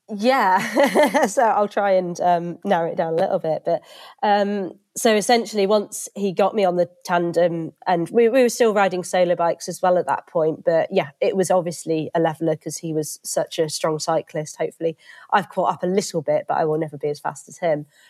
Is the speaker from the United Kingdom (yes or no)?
yes; Reading, South East England, United Kingdom; moved away as an adult; also born or lived in Edinburgh; now in Derby, United Kingdom; I grew up in Reading